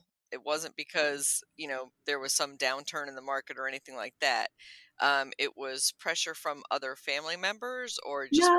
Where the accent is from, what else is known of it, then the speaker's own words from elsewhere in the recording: Bavaria, Germany; moved away; I was born in Bavaria myself.